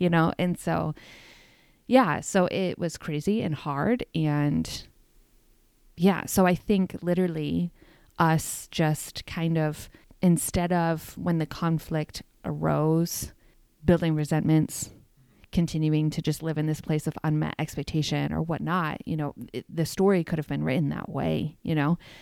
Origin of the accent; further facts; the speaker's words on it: New York, United States; I'm from New York